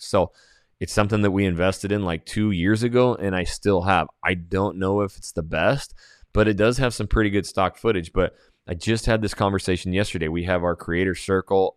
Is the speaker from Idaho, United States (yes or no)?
yes; Coeur d'Alene, Idaho, United States; now in Houston, United States; Coeur d'Alene, Idaho, my hometown